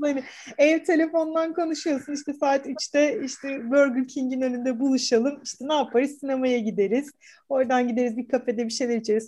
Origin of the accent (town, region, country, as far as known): Istanbul, Turkey; born or raised there